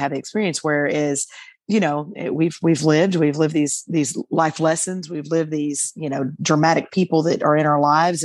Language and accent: English; Arkansas, United States